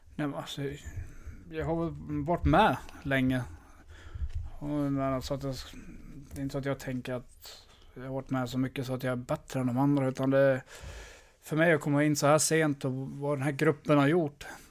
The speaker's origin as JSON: {"language": "Swedish", "town": "Örnsköldsvik", "region": "Västernorrland County", "country": "Sweden", "also_born_or_lived": "Leksand / Skellefteå", "moved": "yes", "said": "Jag är glad att jag kommer från Övik"}